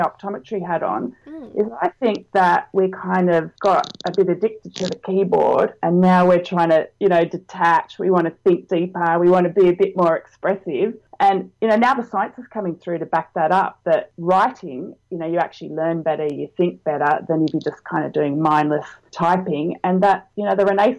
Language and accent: English; Australia; And, you know, we're local, we're Australian, we've prided ourselves on being fast.